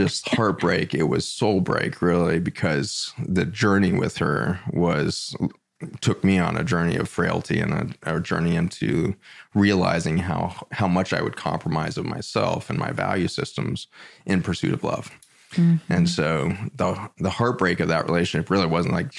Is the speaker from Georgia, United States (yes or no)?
no; Boulder, Colorado, United States; So born and raised in Boulder, Colorado, all the way through public school, kindergarten through high school.